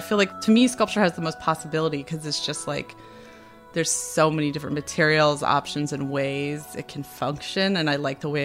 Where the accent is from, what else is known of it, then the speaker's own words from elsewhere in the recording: Colorado, United States; moved away as an adult; also born or lived in Syracuse, New York; I grew up in Colorado and we spent a lot of time hiking and in nature. And then I moved to the East Coast when I went to Syracuse